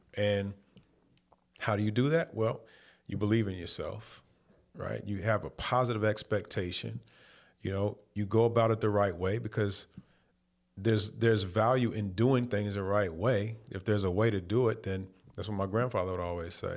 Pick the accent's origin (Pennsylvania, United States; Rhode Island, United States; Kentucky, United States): Kentucky, United States; Louisville; moved away as an adult; also born or lived in Detroit; growing up in Louisville, Kentucky